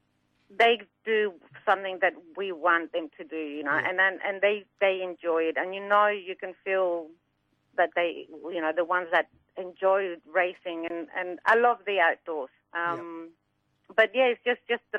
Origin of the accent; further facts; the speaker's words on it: Mexico; now in Australia; I'm from Mexico originally, so I grew up in Mexico, and my dad had quarter horses